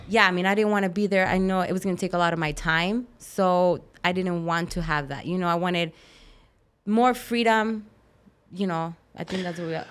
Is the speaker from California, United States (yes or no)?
no; Tucson, Arizona, United States; moved away; I grew up in Tucson